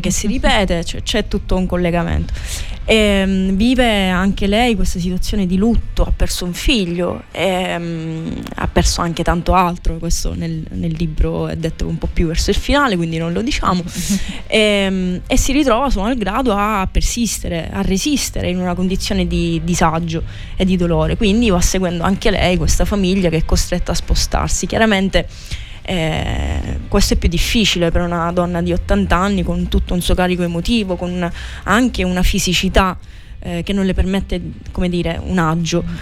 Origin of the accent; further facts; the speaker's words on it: Scicli, Sicily, Italy; now in Catania, Italy; a Scicli, che è il mio paese di origine